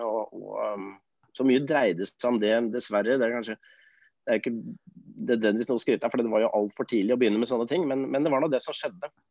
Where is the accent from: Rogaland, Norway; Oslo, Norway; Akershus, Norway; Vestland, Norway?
Oslo, Norway; Jeg er jo født og oppvokst på Nordstrand